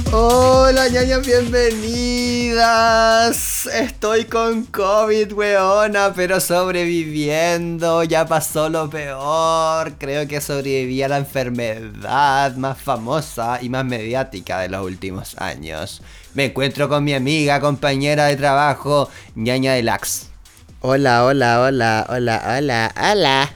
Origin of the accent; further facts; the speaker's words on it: Chile; nosotros como chilenos